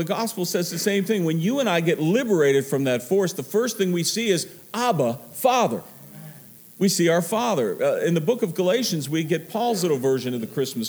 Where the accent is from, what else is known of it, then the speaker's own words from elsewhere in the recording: Pittsburgh, Pennsylvania, United States; I'm from Pittsburgh